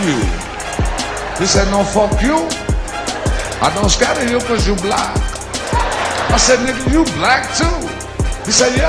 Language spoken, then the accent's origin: English; Brooklyn, New York, United States; I love people from Brooklyn. I'm from Brooklyn, shit.